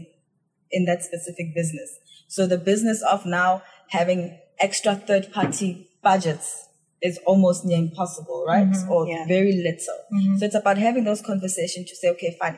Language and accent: English; South Africa; moved away as an adult; now in Hong Kong; I'm from South Africa and I'm quite connected to the public relations industry and the marketing industry that side